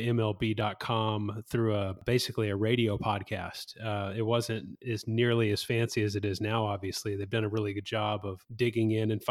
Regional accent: Whitehouse, Texas, United States; Growing up in White House, Texas, I was the only person I knew of that had ever been drafted

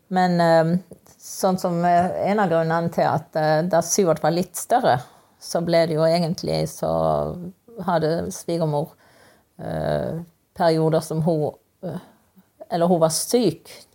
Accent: Kristiansand, Agder, Norway; jeg vokste opp i Kristiansand.

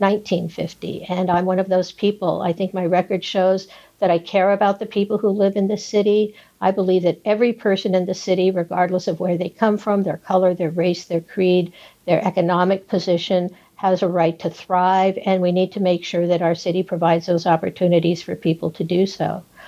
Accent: San Gabriel Valley, California, United States; now in Santa Monica, United States; I grew up in the San Gabriel Valley

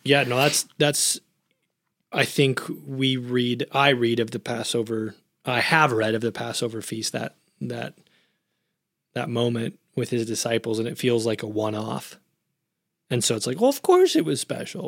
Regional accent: United States; being Westerners, being American, or based on our, our upbringing in the church

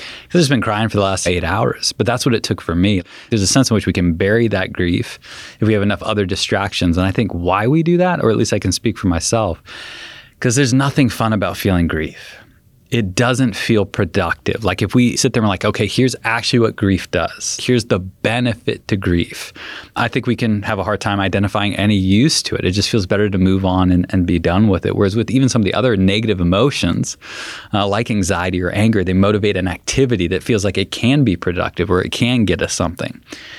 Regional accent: San Diego, California, United States; I grew up in San Diego, so we go back for the funeral in San Diego.

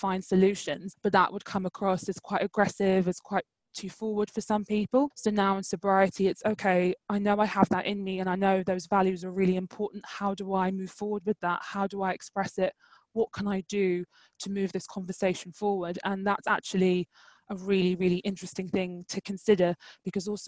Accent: London, United Kingdom; I'm from East London, it's very multicultural.

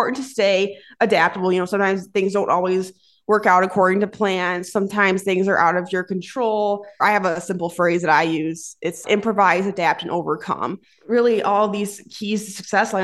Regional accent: Plainfield, Illinois, United States; I'm from Plainfield, Illinois, and that's about 45 minutes away from our office here in Batavia.

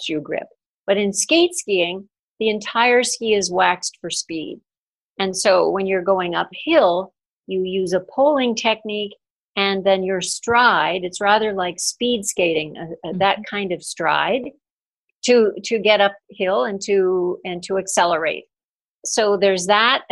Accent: New England, United States; I grew up in New England

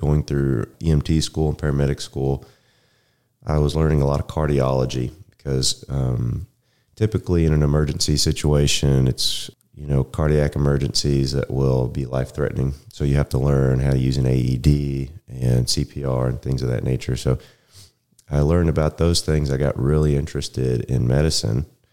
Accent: Denton, Texas, United States; also born or lived in Rockwall, Texas; I'm from the area. I grew up in Denton.

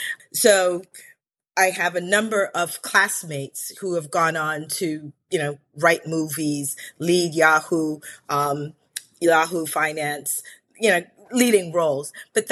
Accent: Belize; I'm originally from Belize in Central America, and I'm Garinagu in culture.

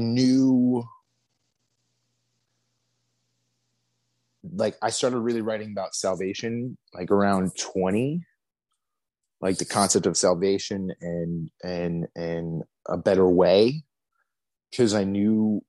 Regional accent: Morris County, New Jersey, United States; now in Cincinnati, United States; North Jersey. I grew up in Morris County

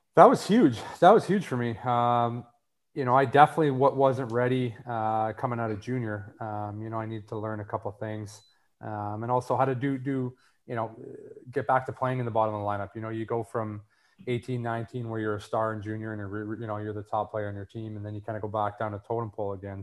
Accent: Winnipeg, Manitoba, Canada; growing up in Winnipeg

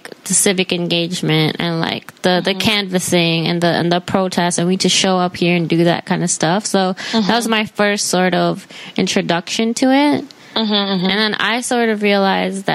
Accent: New York City, New York, United States; I grew up in Jamaica

